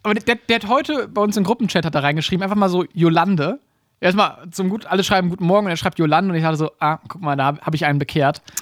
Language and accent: German; Germany; uns als Deutsche oder als, als, als Leute aus dem Dachmarkt